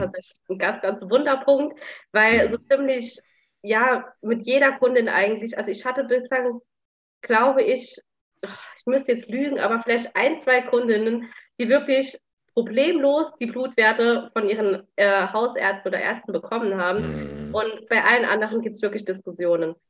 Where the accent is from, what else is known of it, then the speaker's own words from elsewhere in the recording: Saarland, Germany; ich komme aus dem Saarland